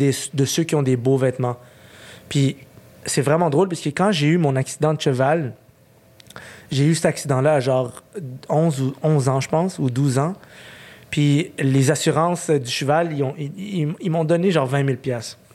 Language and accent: French; Montreal, Quebec, Canada; à 8 ans, j'ai déménagé. On est resté à Ville-Saint-Laurent au Parc Painter. Okay? C'est vraiment comme. Pour moi, c'est ma maison là-bas